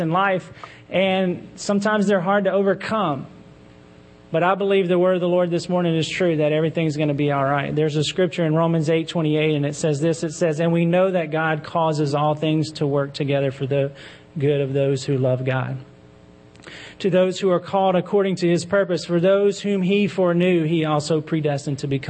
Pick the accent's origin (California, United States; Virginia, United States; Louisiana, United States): Louisiana, United States; Baton Rouge; moved away as an adult; We had plans to move back to my hometown of Baton Rouge, where I'm from. I grew up in church there.